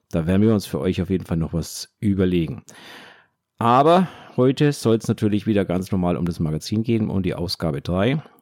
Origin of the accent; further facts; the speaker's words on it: West Germany, Germany; Okay, jetzt muss ich kurz als, als Wessi, wie so schön heißt, fragen